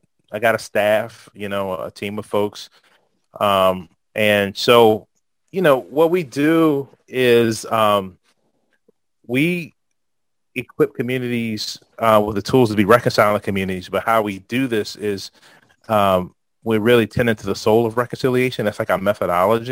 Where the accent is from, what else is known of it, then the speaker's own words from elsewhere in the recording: Richmond, Virginia, United States; I'm from Richmond, Virginia. I actually lived in Richmond my whole life.